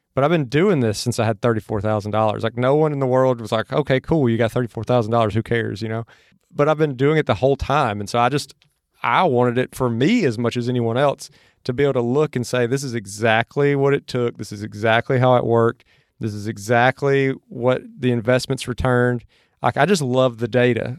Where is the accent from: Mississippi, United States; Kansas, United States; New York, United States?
Mississippi, United States; now in Austin, United States; where I grew up in Mississippi from where I'm at now in Austin.